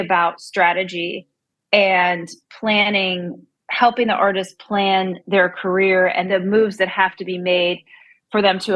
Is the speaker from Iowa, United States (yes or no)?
no; Central Pennsylvania, United States; moved away as an adult; now in Nashville, United States; I am from Central Pennsylvania originally. I moved to Nashville to go to college at MTSU